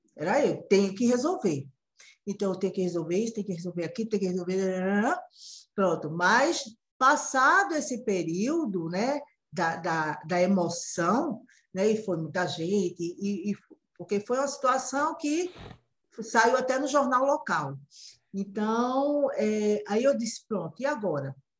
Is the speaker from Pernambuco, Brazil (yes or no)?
yes; Recife, Pernambuco, Brazil; Eu falo de Recife, a terra do frevo, eu sou pernambucana